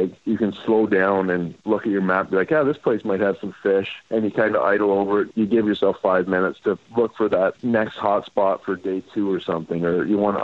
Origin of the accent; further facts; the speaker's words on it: Canada; I'm Canadian hockey